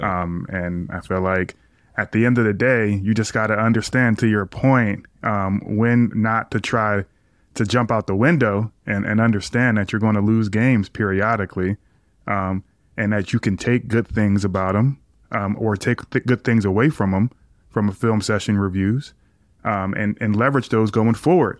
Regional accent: Philadelphia, Pennsylvania, United States; I grew up in Philly, so growing up in that area

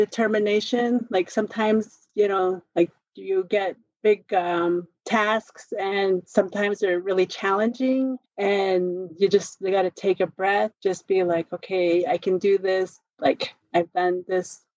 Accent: Pinon, Arizona, United States; now in Albuquerque, United States; I'm Navajo. I was raised on the Navajo reservation.

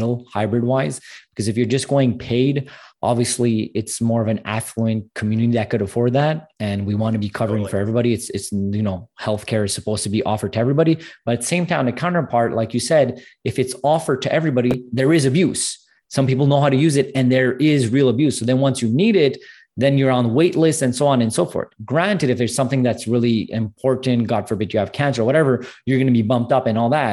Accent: Montreal, Quebec, Canada; I'm actually from Canada, from Montreal.

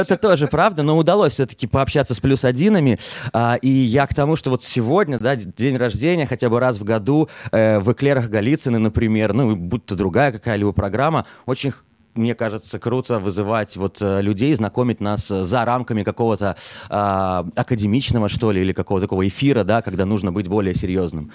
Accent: Minsk, Belarus; moved away as an adult; now in Israel; из Беларуси, из Минска, да, откуда я родом

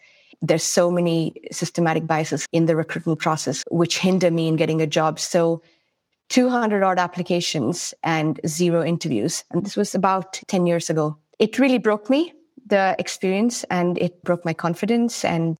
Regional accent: India; also born or lived in Kenya / Sri Lanka / United States; now in Sweden; I was born in India, lived a little bit all over India, everything from Chennai to Kashmir, Assam, Delhi, Mumbai.

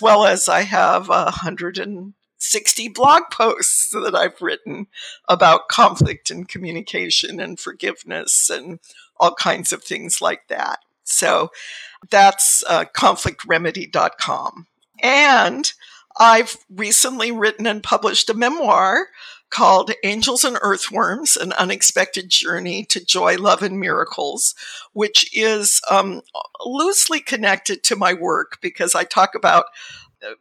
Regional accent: Southern California, United States; now in Sonoma County, United States; I was born and lived my early years in Southern California

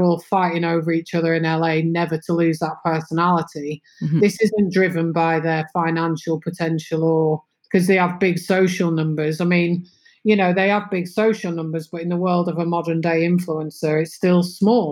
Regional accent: England, United Kingdom; moved away as an adult; also born or lived in London / Windsor; now in Netherlands; I'm very English.

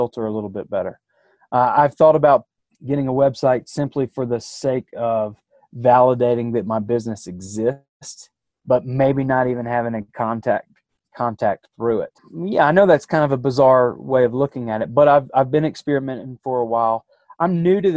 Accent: Athens, Georgia, United States; moved away as an adult; now in Jackson Hole area, United States; I'm from Athens, Georgia

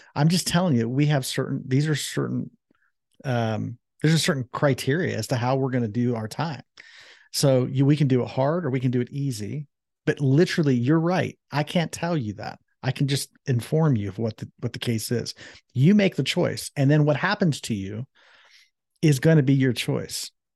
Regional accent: Columbus, Ohio, United States; that's where I was born and raised in Columbus, Ohio

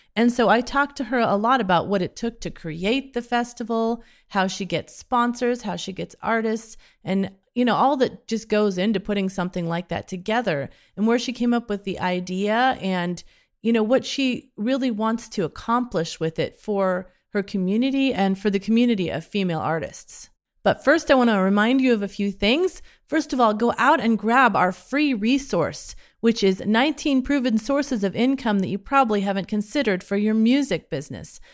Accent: Modesto, California, United States; moved away; I grew up in Modesto. Well, I, I lived there since eighth grade

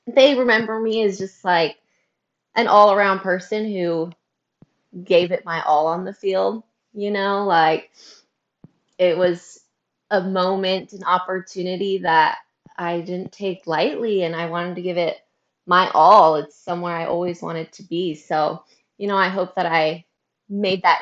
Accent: Northern California, United States; also born or lived in Hattiesburg, Mississippi; I'm Northern California, which is very different than Southern California. I'm about an hour north of Sacramento. So I'm in like a small little country town

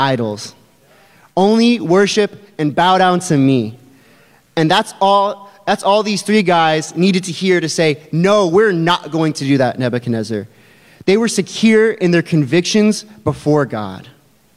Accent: Albuquerque, New Mexico, United States; moved away; I am from Albuquerque, New Mexico. And that's a little bit of my homeland right there. That's the city that I went to high school in all those formative years.

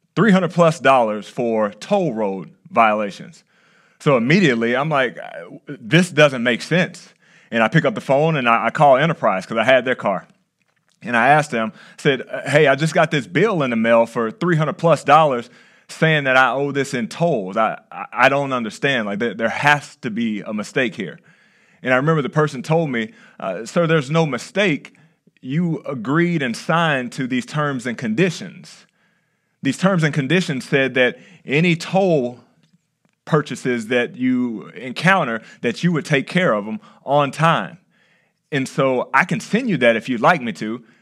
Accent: Texas, United States; now in California, United States; I'm from Texas

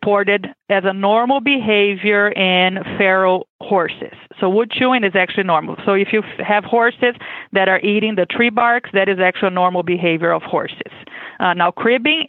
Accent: Brazil; English is a second language; moved away as an adult; now in Kentucky, United States; I am originally from Brazil, as you can expect with my accent. I was born and raised there.

